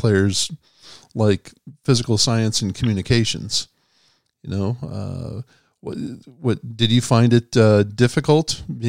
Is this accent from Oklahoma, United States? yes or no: yes; Edmond, Oklahoma, United States; I grew up in Edmond when I was in high school